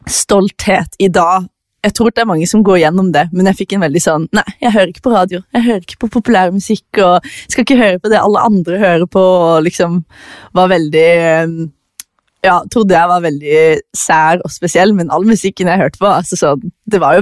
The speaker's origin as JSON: {"language": "Norwegian", "town": "Farsund", "region": "Agder", "country": "Norway", "also_born_or_lived": "Australia / Tananger", "said": "Jeg er fra Farsund. Jeg har bodd veldig mange forskjellige plasser. Jeg vokste opp litt i eh, Australia, jeg har bodd i Tananger, jeg har bodd i Farsund"}